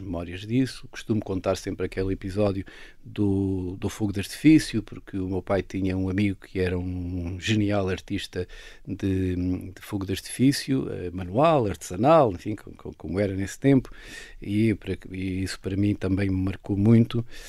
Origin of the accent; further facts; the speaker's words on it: Castelo Branco, Centro, Portugal; Eu nasci em Castelo Branco, mas fui por acaso, a casa dos meus avós, mas a minha vida, os meus primeiros 12 anos foram numa aldeia